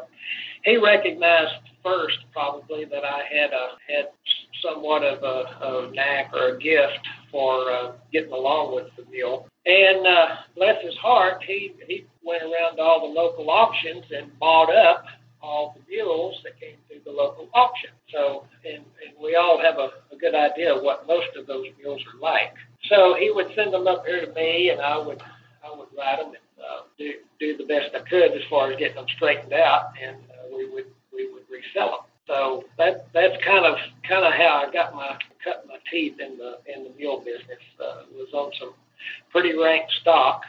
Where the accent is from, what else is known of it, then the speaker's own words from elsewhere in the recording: Medina, Texas, United States; here in my hometown of Medina